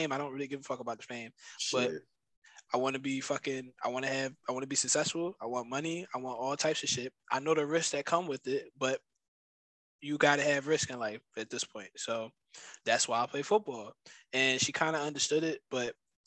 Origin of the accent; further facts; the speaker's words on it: Philadelphia, Pennsylvania, United States; I'm from Philly